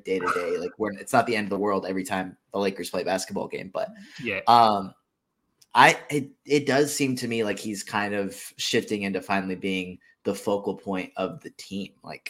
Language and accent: English; Atlanta, Georgia, United States; moved away; also born or lived in Charlotte; I grew up around Atlanta, so a Hawks fan, but I don't live in that, like, I guess, district or area anymore for like what would be considered a local Hawks game. So now I'm in Charlotte's market.